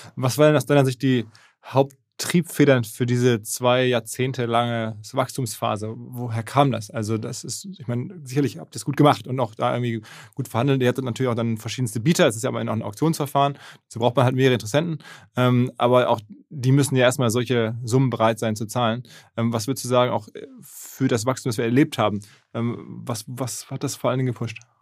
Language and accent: German; Essen, North Rhine-Westphalia, Germany; ich bin ja Essener